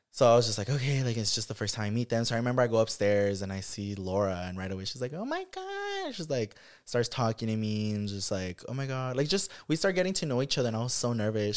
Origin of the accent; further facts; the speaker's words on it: Watsonville, California, United States; moved away; growing up in Watsonville